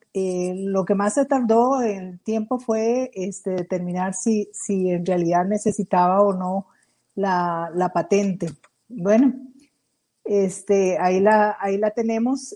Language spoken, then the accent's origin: Spanish; Costa Rica; somos nosotros, los costarricenses